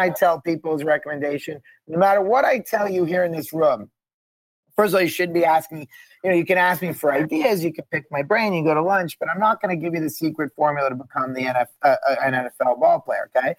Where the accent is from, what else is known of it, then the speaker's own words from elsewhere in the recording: Montreal, Quebec, Canada; also born or lived in Boston; now in Los Angeles, United States; I'm from Montreal. I'm born at the Jewish General Hospital.